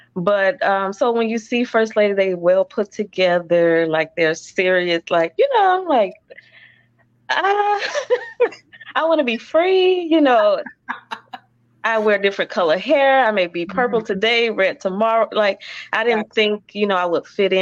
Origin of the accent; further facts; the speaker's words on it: Orlando, Florida, United States; moved away as an adult; also born or lived in Warner Robins, Georgia; born and raised in Orlando. So we were here for like 2 years. And then we moved to Georgia, Warner Robins